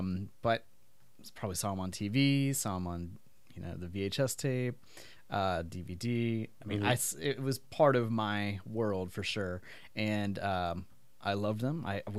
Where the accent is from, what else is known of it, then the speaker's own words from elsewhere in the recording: Pacific Northwest, United States; And it looked like the environment I grew up in the Pacific Northwest.